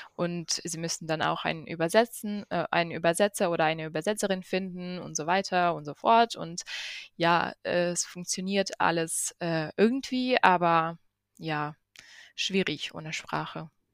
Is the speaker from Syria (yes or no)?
no; Ukraine; moved away; da wo ich herkomme und in Kiew